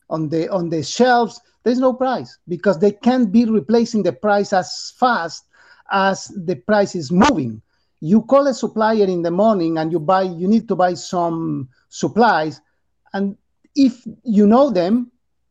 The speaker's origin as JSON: {"language": "English", "country": "Argentina", "tie": "born or raised there", "second_language": "English", "moved": "as an adult", "lives_now": "United States", "said": "I'm from Argentina. I born in Argentina. I live there until I was 45"}